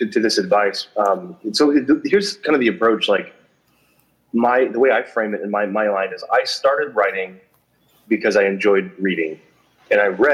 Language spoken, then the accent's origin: English; United States; I'm American